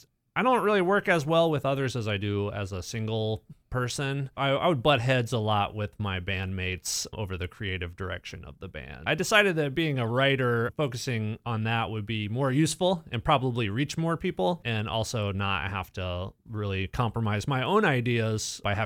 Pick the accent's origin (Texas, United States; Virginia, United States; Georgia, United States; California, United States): Virginia, United States; Richmond; moved away as an adult; now in Dayton, United States; I'm not from here. I've lived in Dayton since 2003. I'm originally from Richmond, Virginia.